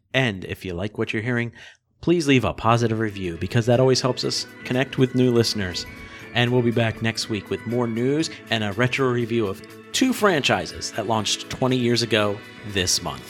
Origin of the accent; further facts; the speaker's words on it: Harrisburg, Pennsylvania, United States; also born or lived in Massachusetts; I was born in Massachusetts. My family moved to Harrisburg, Pennsylvania when I was two